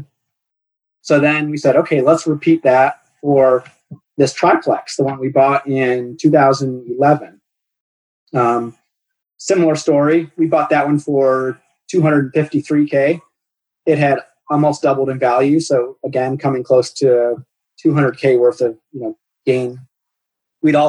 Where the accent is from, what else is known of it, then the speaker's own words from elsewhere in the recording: Cleveland, Ohio, United States; I grew up in Cleveland, or just east of Cleveland.